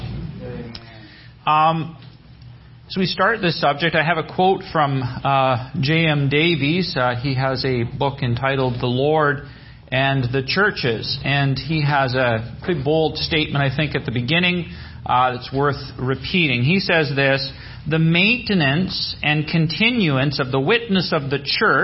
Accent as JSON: {"language": "English", "region": "British Columbia", "country": "Canada", "said": "We're from British Columbia. It's Western Canada."}